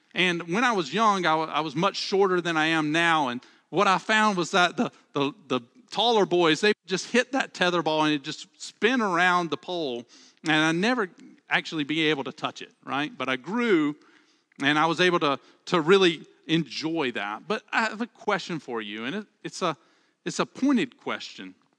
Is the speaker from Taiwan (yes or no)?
no; Alabama, United States; accent: Southern; I'm from Alabama, and one of the things I love about, uh, about Southern speech is that we have a way to say the plural second person, and we say y'all